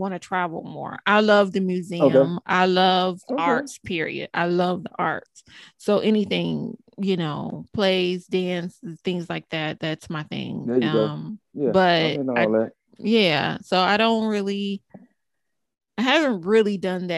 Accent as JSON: {"language": "English", "town": "Cleveland", "region": "Ohio", "country": "United States", "tie": "born or raised there", "moved": "yes", "lives_now": "Detroit, United States", "said": "I'm in Detroit, right? But I'm originally from Cleveland. I'm a Buckeye girl"}